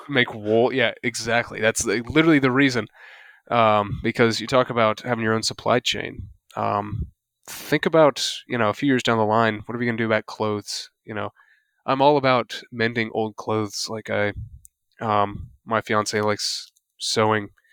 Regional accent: the South, United States; I'm from the South.

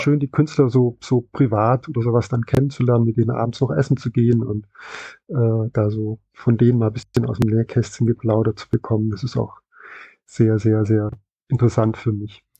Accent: West Germany, Germany; bin ich dann im Westen aufgewachsen

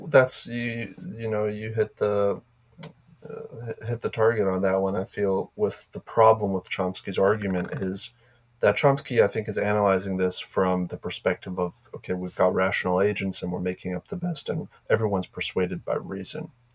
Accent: Slovakia; moved away; In Slovakia, my home country in Europe

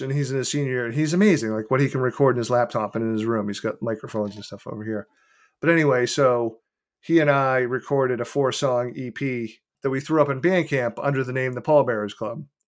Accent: Beverly, Massachusetts, United States; in Beverly, which is my hometown

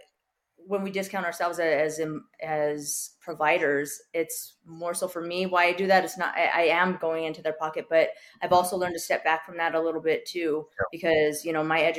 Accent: New York City, New York, United States; growing up on the Lower East Side, you know, like we were kind of just, we were not the highest end, but we were there.

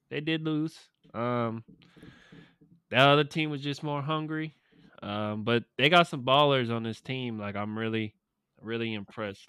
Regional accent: Sacramento, California, United States; my hometown Kings

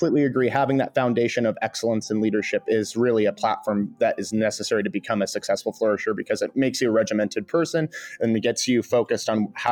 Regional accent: Stockton, California, United States; I'm from Northern California. I grew up in the Central Valley, Stockton, California

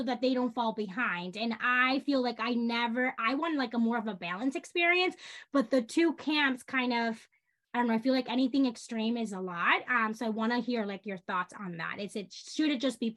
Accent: Dominican Republic; now in New York, United States; I grew up in the Dominican Republic.

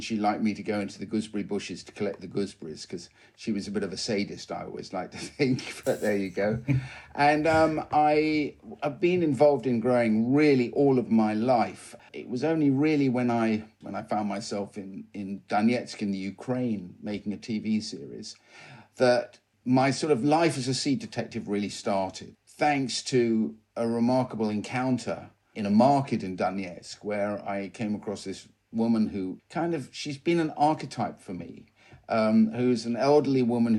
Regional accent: South West England, United Kingdom; Well, first of all, you should know I'm a country boy. So I was born and raised in Devon

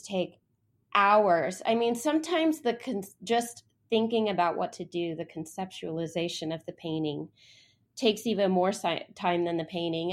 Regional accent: near San Antonio, Texas, United States; also born or lived in Austin, Texas / Columbia, South Carolina; now in Dallas, United States; I'm actually a Texan. I grew up near San Antonio, lived in Austin for a while

